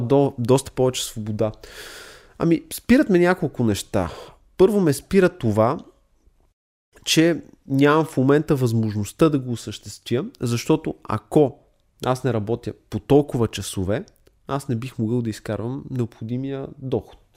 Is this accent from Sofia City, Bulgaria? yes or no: yes; Sofia, Sofia City, Bulgaria; Аз самия съм израснал в София